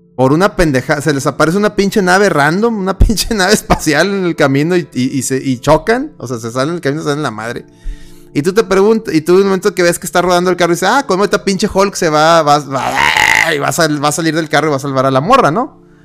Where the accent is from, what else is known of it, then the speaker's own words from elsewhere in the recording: Mexico; soy mexicano prieto